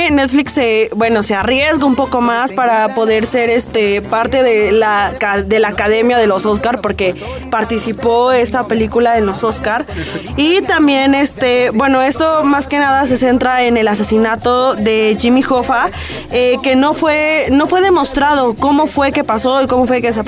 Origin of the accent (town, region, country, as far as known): Mexico